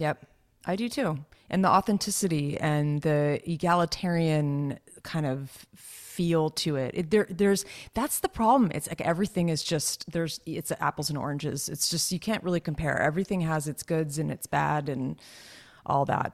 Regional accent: California, United States; you and I were both born and raised in Cali, so we're Cali girls

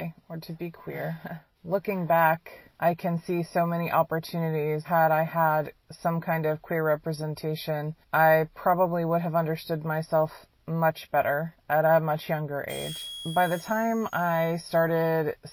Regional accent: Kansas City, Missouri, United States; I'm 34 years old. I'm from Kansas City, Missouri, USA

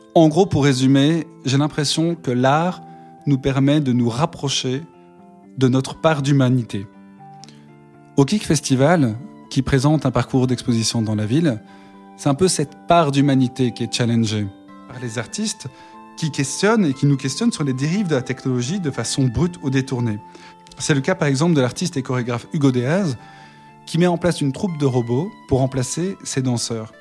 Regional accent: Brussels, Brussels-Capital Region, Belgium; Alors moi, je viens de Bruxelles

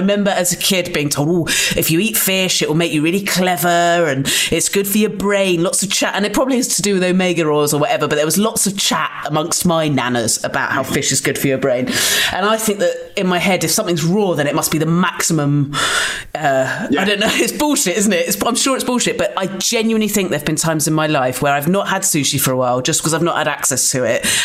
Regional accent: Dorset, South West England, United Kingdom; also born or lived in Lewisham, London; now in London, United Kingdom; I grew up in Dorset

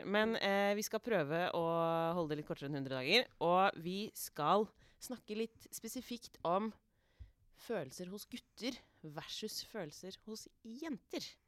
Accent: Norway; Jeg er egentlig norsk.

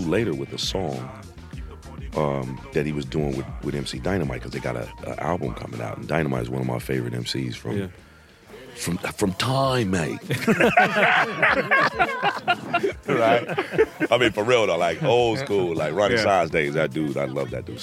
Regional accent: Chicago, Illinois, United States; now in Los Angeles, United States; I'm from Chicago. Been in LA for a long time. I went to high school there

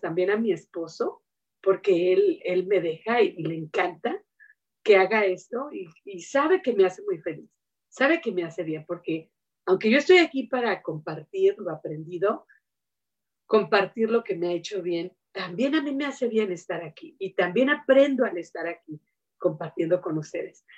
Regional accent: Mexico; now in United States; yo he vivido lejos de mi patria, vivo en Estados Unidos, pero me crié, ¿verdad? Y soy de México

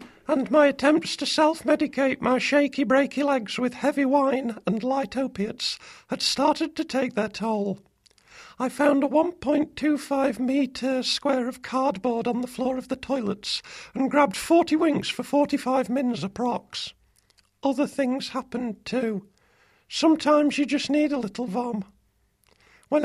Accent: Cairo, Cairo Governorate, Egypt; No, I'm from Cairo.

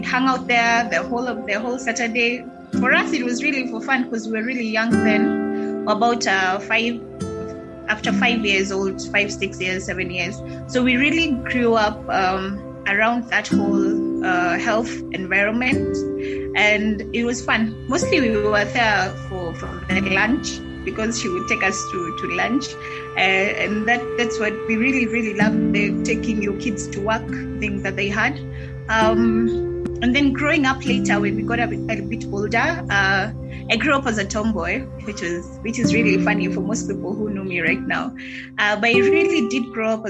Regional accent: Kiambu, Kiambu County, Kenya; I was born in Kiambu. I was also raised in Kiambu.

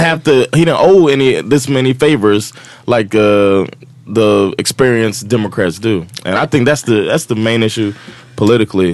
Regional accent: United States

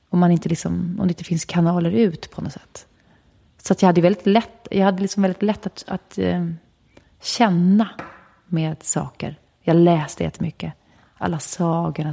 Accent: Stockholm, Stockholm County, Sweden; sen föddes jag där, i skogen. Och eh, det var en bra plats att växa upp på

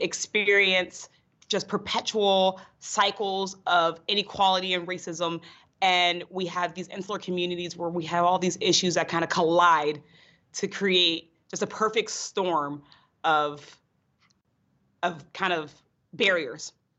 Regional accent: North Braddock, Pennsylvania, United States; I grew up in North Braddock, Pennsylvania, outside of Pittsburgh

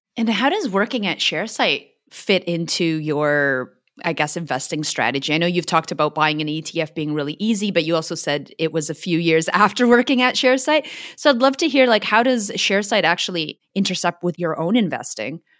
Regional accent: Vancouver, British Columbia, Canada; now in Australia; I'm from the West Coast, so Vancouver

